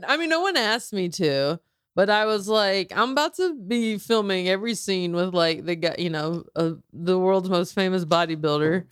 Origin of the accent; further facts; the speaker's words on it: the South, United States; growing up in the South